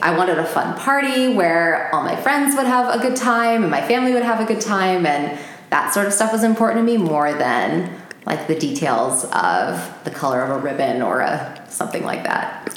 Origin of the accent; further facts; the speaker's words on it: Phoenix, Arizona, United States; also born or lived in New Jersey; my parents live here in Phoenix, and I grew up here